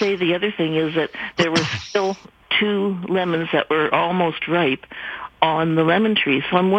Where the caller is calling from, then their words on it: Vernon, British Columbia, Canada; I'm calling from Vernon.